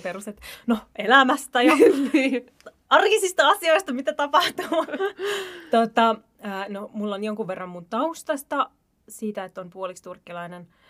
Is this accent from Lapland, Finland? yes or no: no; Helsinki, Uusimaa, Finland; mä oon asunut, mä oon Pesalasta kotosin.